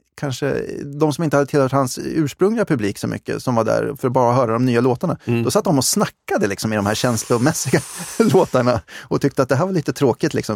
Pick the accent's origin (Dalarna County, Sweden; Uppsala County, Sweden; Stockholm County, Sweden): Uppsala County, Sweden; Uppsala; jag kommer från Uppsala